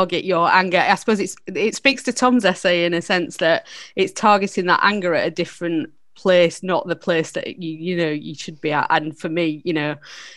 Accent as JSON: {"language": "English", "town": "Barnsley", "region": "Yorkshire and the Humber", "country": "United Kingdom", "tie": "born or raised there", "said": "I grew up in Barnsley."}